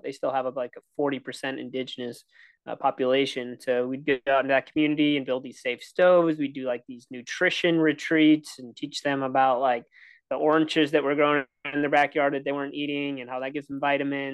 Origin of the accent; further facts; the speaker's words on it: Milwaukee, Wisconsin, United States; moved away as an adult; also born or lived in Minneapolis, Minnesota; I grew up in Milwaukee, Wisconsin. You don't hear my accent until I say Wisconsin or where I went to school in Minnesota